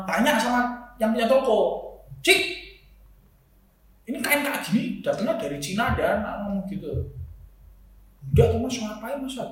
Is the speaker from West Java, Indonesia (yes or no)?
no; Semarang, Central Java, Indonesia; saya tuh dari Semarang